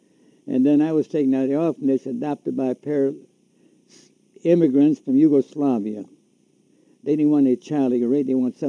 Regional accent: Kansas City, Kansas, United States; I'm from Kansas City, Kansas.

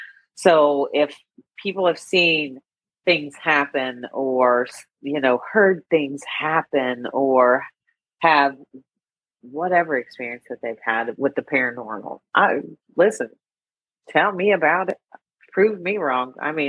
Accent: Kentucky, United States; I grew up in the 70s, guys. We did that CB radio stuff in the wilds of Kentucky

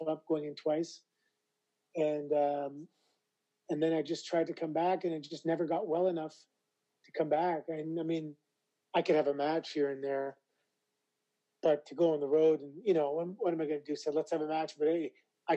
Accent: Toronto, Ontario, Canada; I was never introduced as being from Toronto because I'm a proud Canadian, proud Torontonian

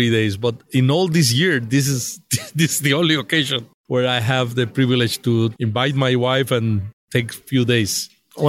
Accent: Puerto Rico; moved away as an adult; now in United States; I am from Puerto Rico

